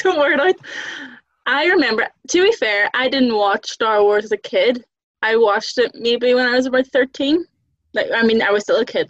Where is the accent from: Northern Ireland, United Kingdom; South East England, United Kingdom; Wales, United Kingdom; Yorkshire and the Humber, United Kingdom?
Northern Ireland, United Kingdom; Derry; I'm from Derry, Londonderry.